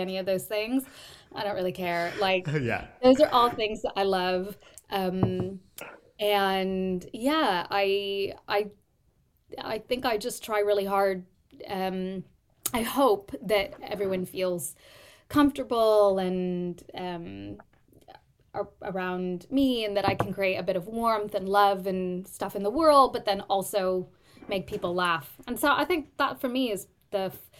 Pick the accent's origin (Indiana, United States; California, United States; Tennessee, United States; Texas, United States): California, United States; San Jose; moved away as an adult; also born or lived in New York; now in London, United Kingdom; Born and raised in Silicon Valley around San Jose, California.